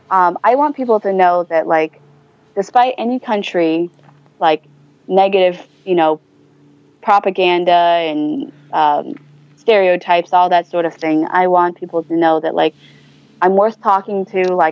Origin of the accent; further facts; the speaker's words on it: China; ultimately, I want to be proud that I'm from China, but sometimes I have moments in which I'm like, I cannot believe I'm from China.